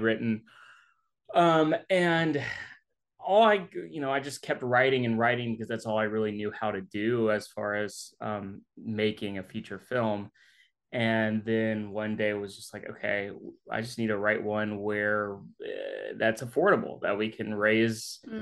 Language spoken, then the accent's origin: English; Jackson, Mississippi, United States; I'm from Jackson, Mississippi